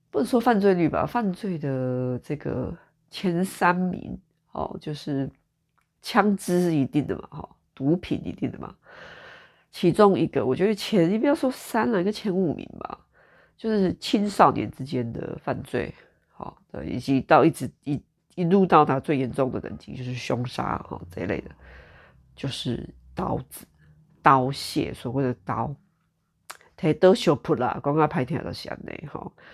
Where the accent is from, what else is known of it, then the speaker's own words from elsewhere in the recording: Taiwan; now in United Kingdom; 我身为台湾人